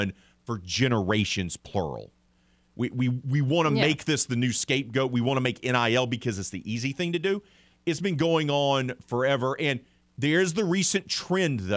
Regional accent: Mobile, Alabama, United States; I'm from Mobile, Alabama.

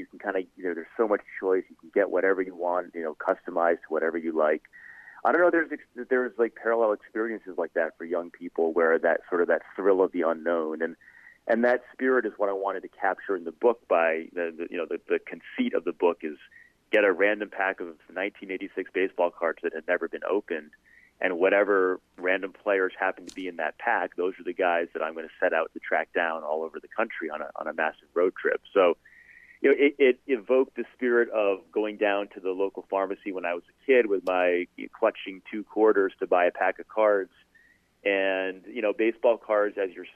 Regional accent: Rhode Island, United States; moved away; I grew up in Rhode Island

